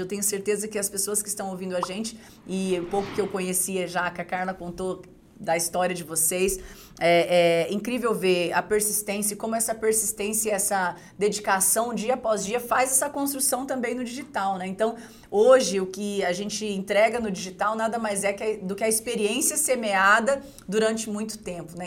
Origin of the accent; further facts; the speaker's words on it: Dourados, Mato Grosso do Sul, Brazil; also born or lived in Rio Grande do Sul; morava numa comunidade na cidade de Dourados, Mato Grosso do Sul. Eu sou gaúcha, mas eu me mudei muito cedo para para essa cidade, né, Dourados, no interior de, do Mato Grosso do Sul.